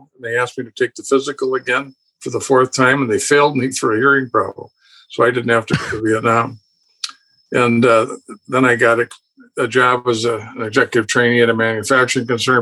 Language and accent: English; St. Paul, Minnesota, United States; Born and raised in St. Paul, Minnesota.